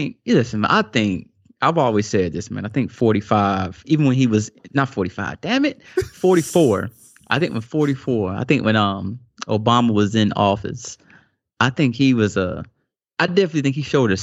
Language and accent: English; the South, United States; growing up in the South